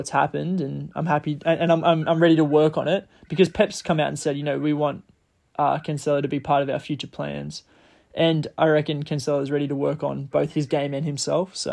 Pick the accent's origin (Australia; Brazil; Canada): Australia; As an Aussie